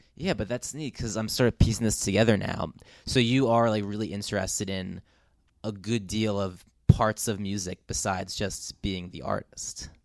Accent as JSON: {"language": "English", "region": "New Jersey", "country": "United States", "said": "I'm from New Jersey"}